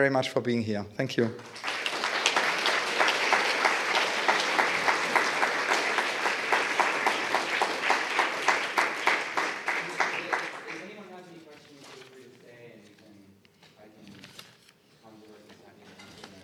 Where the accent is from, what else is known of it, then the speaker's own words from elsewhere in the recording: Zurich, Switzerland; now in London, United Kingdom; I was born in Zurich, and growing up in Zurich, you know, it's the city of Dada